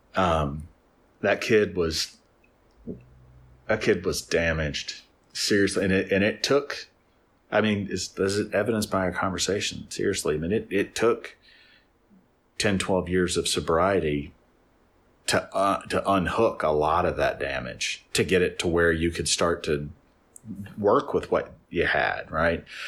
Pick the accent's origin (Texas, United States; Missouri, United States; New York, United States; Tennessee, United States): Tennessee, United States; Nashville; there were a handful of us from Nashville